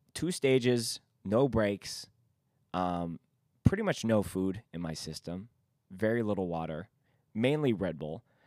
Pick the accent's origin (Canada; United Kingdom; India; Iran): Canada; Vancouver, British Columbia; we are from Vancouver